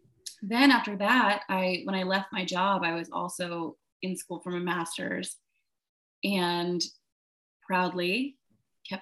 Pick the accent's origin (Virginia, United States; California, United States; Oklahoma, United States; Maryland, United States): Virginia, United States; moved away; also born or lived in Charlotte, North Carolina / Baltimore; I grew up in Virginia